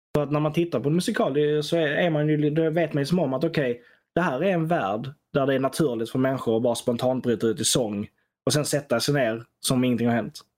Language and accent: Swedish; Sweden; som svensk